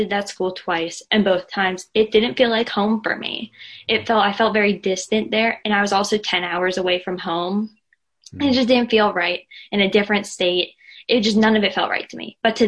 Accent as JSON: {"language": "English", "area": "outside of Philadelphia", "region": "Pennsylvania", "country": "United States", "said": "I am from outside of Philadelphia, Pennsylvania."}